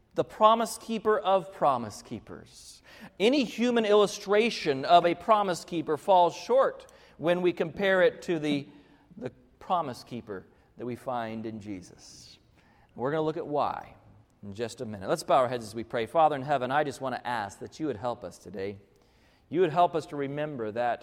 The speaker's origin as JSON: {"language": "English", "region": "Arkansas", "country": "United States", "tie": "born or raised there", "said": "I lived in Arkansas, I grew up in Arkansas"}